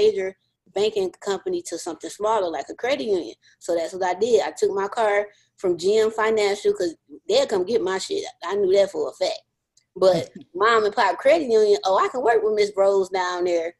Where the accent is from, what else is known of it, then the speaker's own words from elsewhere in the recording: Detroit, Michigan, United States; born and raised in Detroit, Michigan.